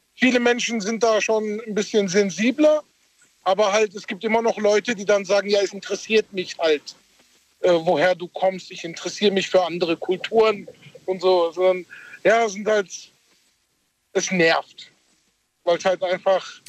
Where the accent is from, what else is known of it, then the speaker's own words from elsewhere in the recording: Karlsruhe, Baden-Württemberg, Germany; first language German; ich bin hier geboren und aufgewachsen in Deutschland